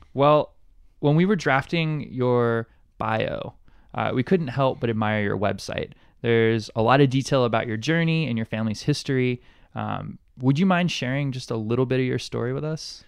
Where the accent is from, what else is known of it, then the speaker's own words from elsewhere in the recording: Montgomery, Alabama, United States; now in Honolulu, United States; I'm from Montgomery, Alabama originally